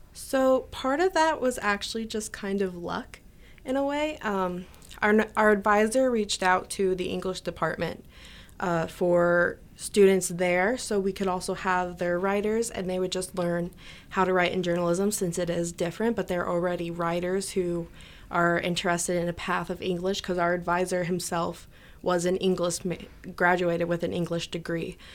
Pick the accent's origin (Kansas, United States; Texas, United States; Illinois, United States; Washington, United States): Illinois, United States; Neoga; I'm from Nioga, so we have our town festival, Nioga Days